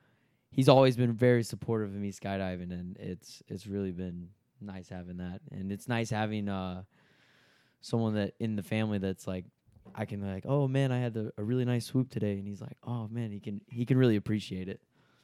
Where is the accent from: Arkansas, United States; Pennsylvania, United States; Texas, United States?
Texas, United States; Winona; I'm originally from Tyler, or Winona, which is outside of Tyler.